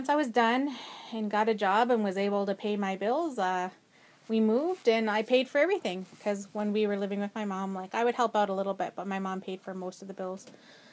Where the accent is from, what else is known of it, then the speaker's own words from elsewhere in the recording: Edmonton, Alberta, Canada; I was born and raised in Edmonton, Alberta. And so I've always lived